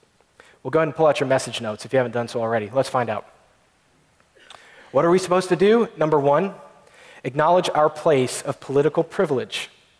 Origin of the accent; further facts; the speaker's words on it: United States; That is what we experience as American Christians